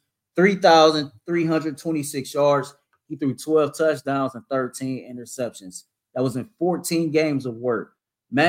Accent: Cleveland, Ohio, United States; I'm from Cleveland. We both from this area

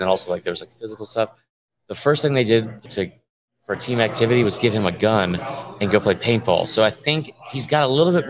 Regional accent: Southern United States, United States; We grew up in the South.

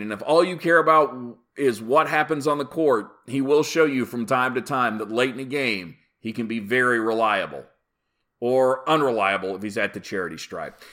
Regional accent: Oklahoma City, Oklahoma, United States; the Oklahoma City Thunder came along because my hometown finally had an NBA team

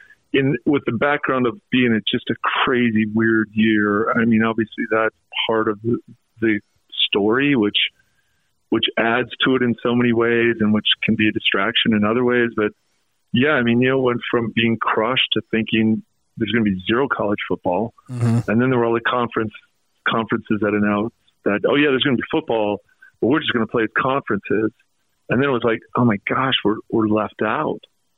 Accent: North Salt Lake, Utah, United States; also born or lived in Bountiful; You know, I grew up in North Salt Lake or Bountiful, and he was a man, and he was a legend, all that stuff.

